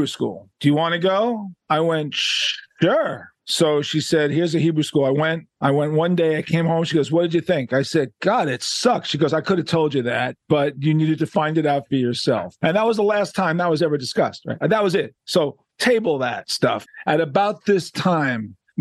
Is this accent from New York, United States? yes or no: yes; New York City, New York, United States; Growing up in Manhattan, Upper West Side, Jewish kid